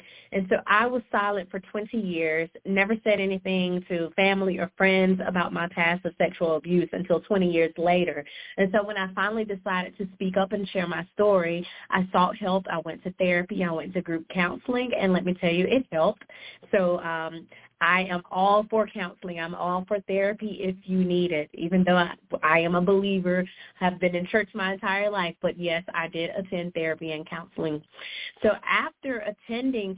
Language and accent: English; South Carolina, United States; I'm from South Carolina. I've been here my entire life